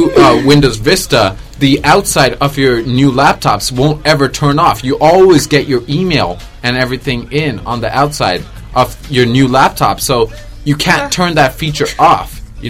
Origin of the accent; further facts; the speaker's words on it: Japan; now in New York, United States; because I'm from Japan